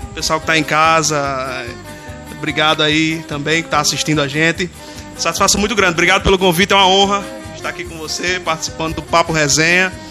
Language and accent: Portuguese; Açu, Rio Grande do Norte, Brazil; E sou de Açu, da terra dos poetas, da terra do São João mais antigo do mundo.